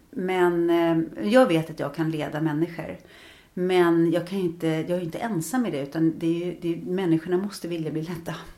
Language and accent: Swedish; Trosa, Södermanland, Sweden; now in Stockholm, Sweden; som barn i Trosa var man ju väldigt fri